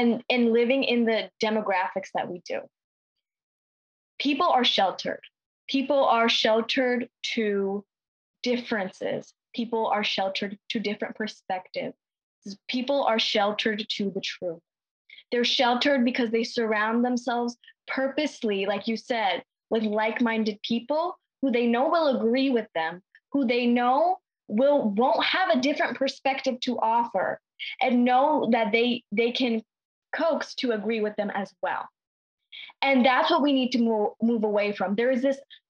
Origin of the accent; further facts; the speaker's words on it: New York, United States; growing up in New York